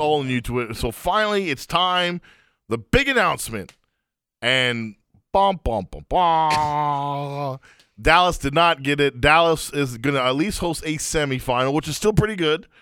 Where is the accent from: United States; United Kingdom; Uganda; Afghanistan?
Afghanistan; moved away; My home country of Afghanistan